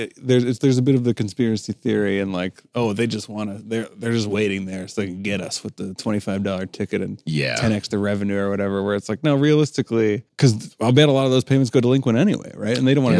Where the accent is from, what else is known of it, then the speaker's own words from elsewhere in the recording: Toronto, Ontario, Canada; I'm from Toronto.